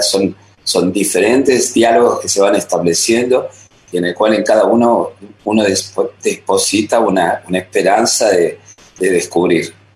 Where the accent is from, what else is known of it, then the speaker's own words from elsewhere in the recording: Buenos Aires, Argentina; moved away as an adult; also born or lived in France; now in Paris, France; la formación aquí en Buenos Aires fue muy, muy potente y muy, muy sólida, creo, como para olvidarme que soy argentino.